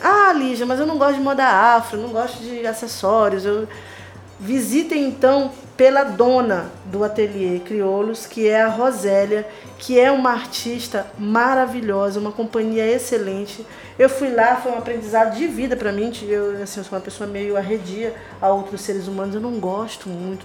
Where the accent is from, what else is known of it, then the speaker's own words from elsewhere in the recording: Maranhão, Brazil; como maranhense que sou